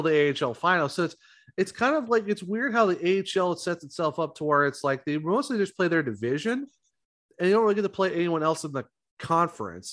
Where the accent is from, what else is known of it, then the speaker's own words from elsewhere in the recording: Ravenna, Ohio, United States; we're both from Ohio. I'm from Ravenna